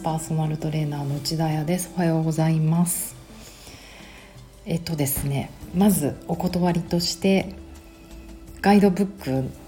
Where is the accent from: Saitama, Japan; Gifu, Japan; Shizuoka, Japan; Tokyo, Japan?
Tokyo, Japan; 私東京生まれ、東京育ちなので、シティガール